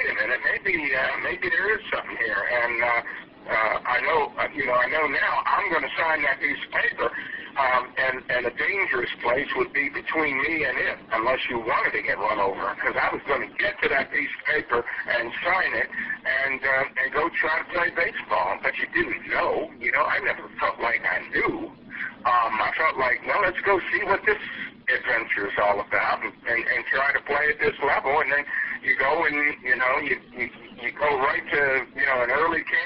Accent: Baltimore, Maryland, United States; I grew up in Baltimore, Maryland.

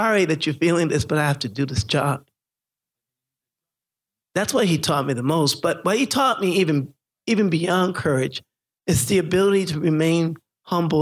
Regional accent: Haiti; moved away; I'm from Haiti

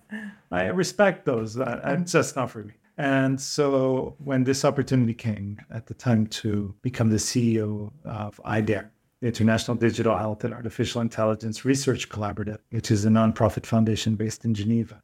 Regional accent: Portugal; back home in Portugal

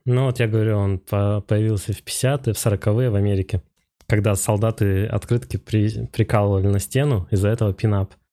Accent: Rybinsk, Yaroslavl Oblast, Russia; moved away as an adult; also born or lived in Moscow / United States; Я вообще э, из Ярославской области сам, да. из Рыбинска. А, и я там в художке учился

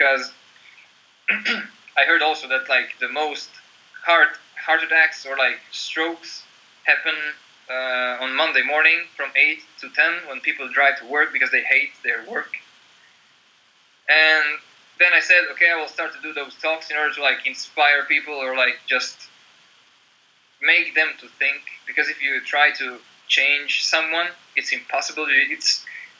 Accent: Croatia; moved away as an adult; also born or lived in Slovenia; now in Norway; my hometown in Croatia.

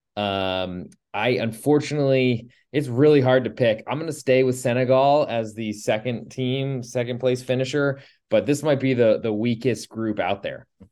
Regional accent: United States; as an American

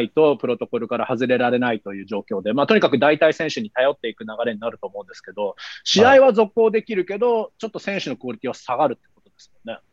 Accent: Canada; 同じカナダ人としては

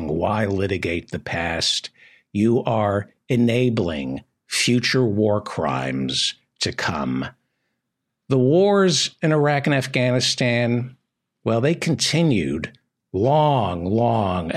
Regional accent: United States; I am an American

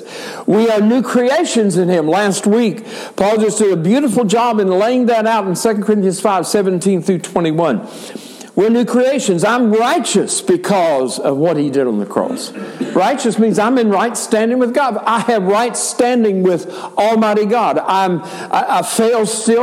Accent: United States; I am an American, I am a male, and I am white.

